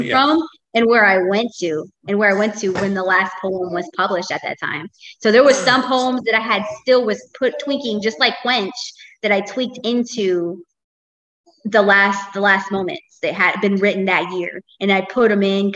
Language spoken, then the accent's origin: English; Tampa, Florida, United States; I've been born and raised, I'm still here in Tampa, Florida